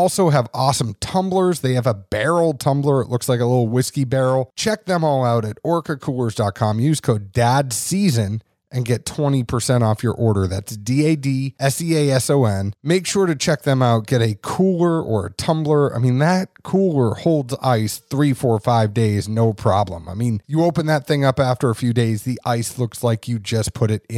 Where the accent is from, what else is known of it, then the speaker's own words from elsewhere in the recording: New England, United States; moved away; also born or lived in Kentucky; I am also from New England originally.